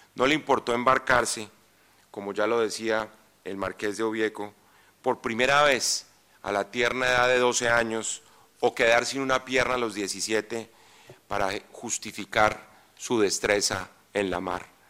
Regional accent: Colombia; en estas tierras, de donde yo vengo

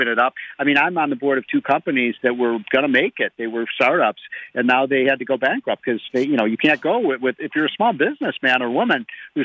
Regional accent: Chicago, Illinois, United States; I come from Chicago.

